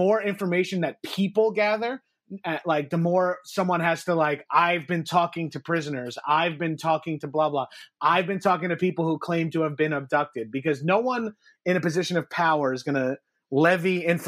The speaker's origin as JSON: {"language": "English", "area": "Long Island", "region": "New York", "country": "United States", "tie": "born or raised there"}